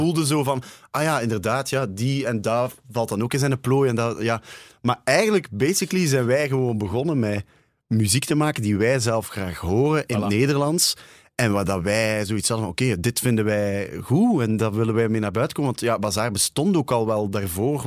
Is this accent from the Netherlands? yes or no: no; Ghent, Flanders, Belgium; omdat ik van Gent ben